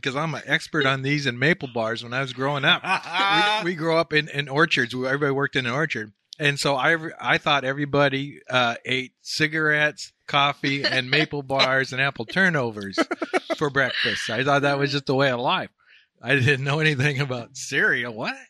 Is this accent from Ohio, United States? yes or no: no; Puyallup, Washington, United States; I'm from Puyallup.